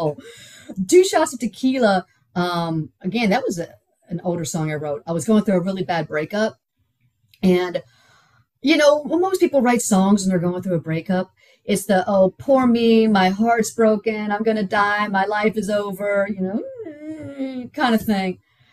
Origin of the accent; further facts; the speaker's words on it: Houston, Texas, United States; also born or lived in Pittsburgh, Pennsylvania; I'm from Houston. I'm not used to the cold weather.